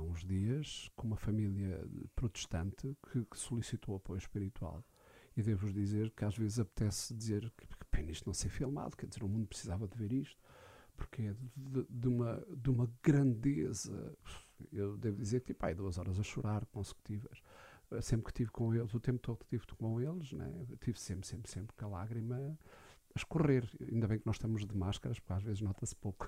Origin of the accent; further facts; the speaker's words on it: Alcobaça, Centro, Portugal; also born or lived in Lourinhã / Caldas da Rainha; Eu sou da Alcobaça